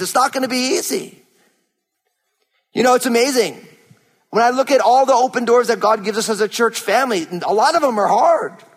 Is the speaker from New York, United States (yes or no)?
no; New Jersey, United States; moved away; I'm born and raised in New Jersey